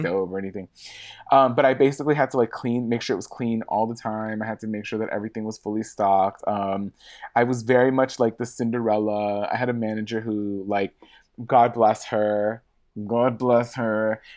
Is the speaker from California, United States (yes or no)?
yes; Los Angeles, California, United States; I'm born and raised in Hollywood, uh, like, Hollywood proper